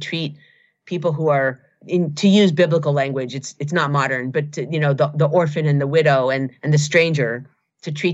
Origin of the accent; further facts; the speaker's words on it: Seattle, Washington, United States; I grew up here in Seattle